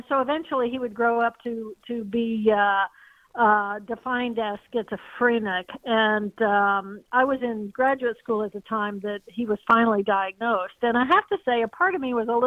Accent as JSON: {"language": "English", "town": "Terre Haute", "region": "Indiana", "country": "United States", "tie": "born or raised there", "said": "I grew up in Terre Haute, Indiana, so not that far from St. Louis."}